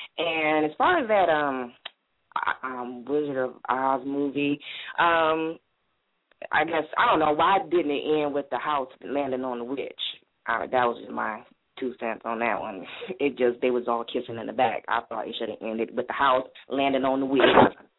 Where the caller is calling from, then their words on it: Ohio, United States; calling from Ohio.